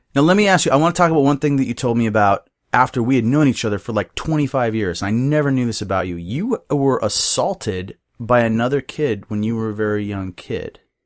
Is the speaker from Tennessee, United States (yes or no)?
no; Bellingham, Washington, United States; also born or lived in Seattle; I was born and raised in Bellingham.